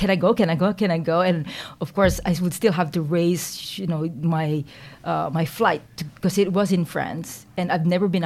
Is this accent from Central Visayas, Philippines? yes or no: no; Quezon City, Metro Manila, Philippines; moved away as an adult; also born or lived in Silicon Valley; now in New Zealand; I was born in the Philippines. I was actually, I was raised there, didn't leave until I finished my undergrad